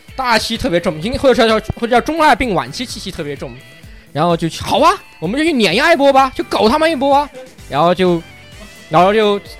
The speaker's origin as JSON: {"language": "Chinese", "town": "Kunming", "region": "Yunnan", "country": "China", "accent": "Kunming dialect", "said": "我们云，昆明人一掏方言都有，都带一股粗味"}